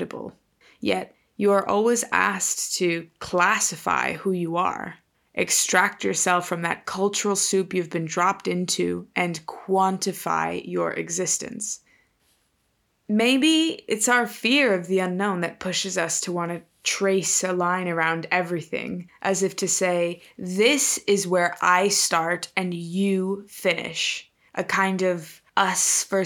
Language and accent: English; Laredo, Texas, United States; moved away as an adult; also born or lived in Dallas-Fort Worth, Texas; now in Spain; my hometown is Lerdo, Texas